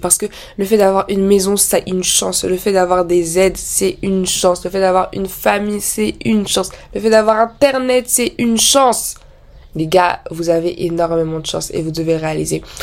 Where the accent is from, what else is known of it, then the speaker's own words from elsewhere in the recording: France; je suis née en France, j'ai vécu en France